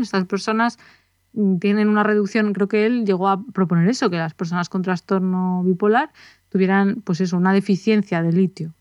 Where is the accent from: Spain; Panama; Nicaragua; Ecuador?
Spain; nosotros somos de España